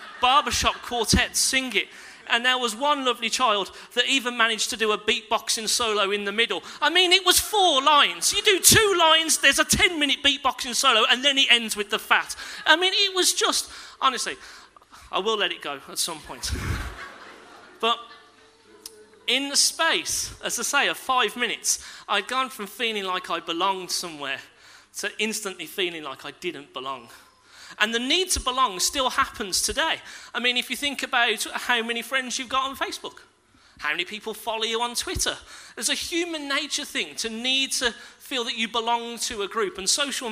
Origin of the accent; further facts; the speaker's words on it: Castle Bromwich, West Midlands, United Kingdom; I grew up in Castle Bromwich